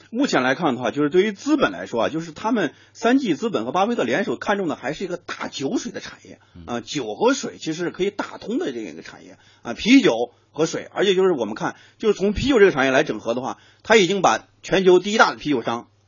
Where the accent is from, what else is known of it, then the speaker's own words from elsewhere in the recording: China; 我们中国人